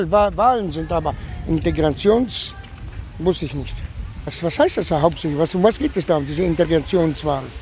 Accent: Split, Split-Dalmatia County, Croatia; German is a second language; now in Germany; Aber ich bin äh, aus Kroatien, ehemalige Jugoslawien. Aber jetzt ist ja keine Jugoslawien mehr. Jetzt gibt es Kroatien oder Serbien und ich bin aus Kroatien, aus Split.

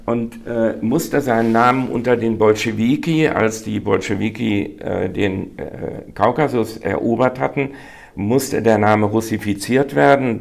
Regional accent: North Rhine-Westphalia, Germany; bin ich eben dominant ein Westfale

